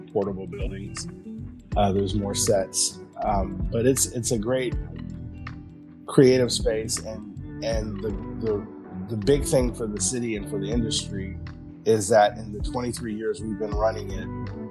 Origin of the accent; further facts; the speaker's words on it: Columbus, Ohio, United States; I grew up in Columbus, Ohio